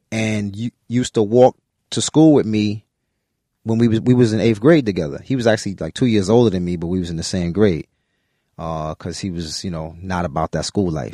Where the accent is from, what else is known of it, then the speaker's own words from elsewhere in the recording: New York City, New York, United States; staying in Brooklyn